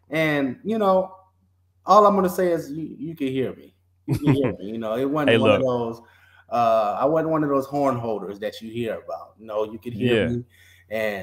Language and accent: English; New Orleans, Louisiana, United States; I was born and raised in New Orleans, Louisiana